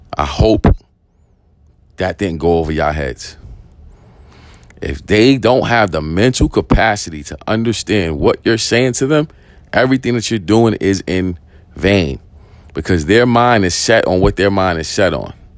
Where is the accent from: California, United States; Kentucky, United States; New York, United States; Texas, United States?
New York, United States; New York City; I grew up in East New York. I grew up in the projects